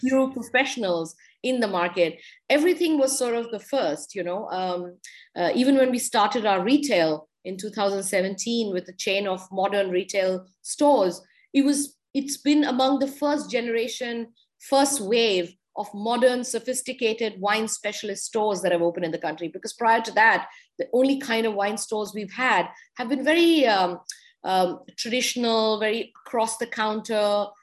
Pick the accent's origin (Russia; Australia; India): India; even as an Indian